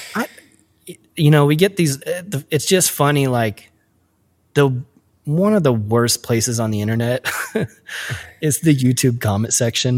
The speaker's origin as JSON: {"language": "English", "region": "Midwest", "country": "United States", "said": "us midwest kids"}